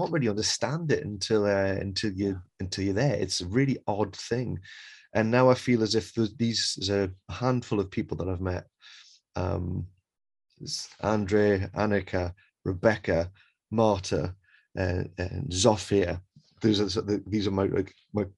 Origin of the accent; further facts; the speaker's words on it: England, United Kingdom; I'm from England